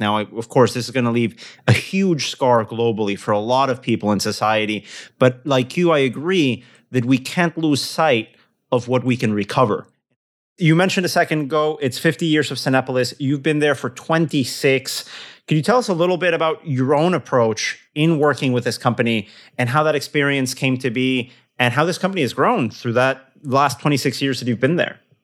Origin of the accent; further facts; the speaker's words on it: Querétaro, Mexico; I'm from Querétaro, town for listeners in, in the city in, in the center of Mexico